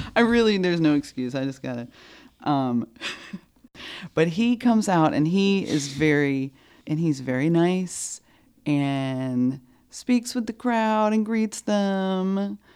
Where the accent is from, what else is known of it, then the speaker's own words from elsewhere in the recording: North Carolina, United States; I was from North Carolina